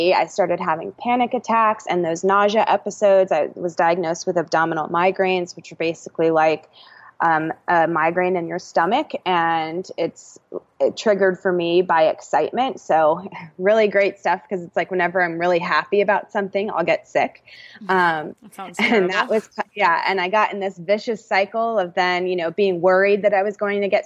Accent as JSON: {"language": "English", "town": "Atlanta", "region": "Georgia", "country": "United States", "tie": "born or raised there", "also_born_or_lived": "California", "said": "I'm from Atlanta, born and raised"}